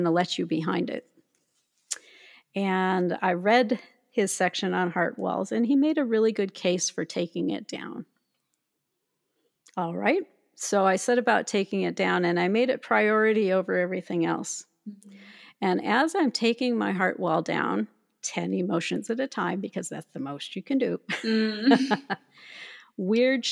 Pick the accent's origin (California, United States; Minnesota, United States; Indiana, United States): Minnesota, United States; I was raised in Minnesota